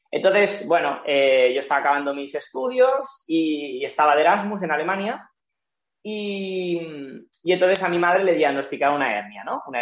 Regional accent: Barcelona, Catalonia, Spain; em, soy de Barcelona, tengo 31 años

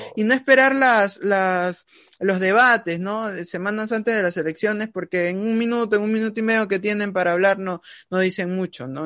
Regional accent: Peru; todos nosotros como peruanos

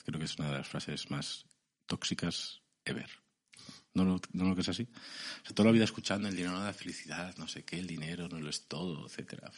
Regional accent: Segovia, Castile and León, Spain; soy de Segovia castellano

